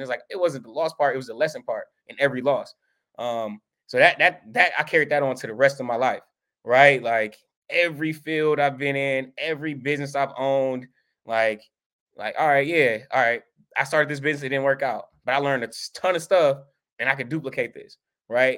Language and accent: English; Milwaukee, Wisconsin, United States; we moved to Milwaukee when I was a kid, like, five years old, and we grew up, I grew up on the east side of Milwaukee